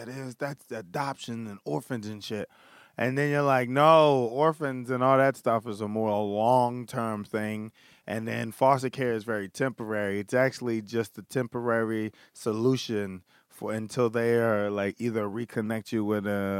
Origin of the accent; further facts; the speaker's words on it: Philadelphia, Pennsylvania, United States; Grew up in Philadelphia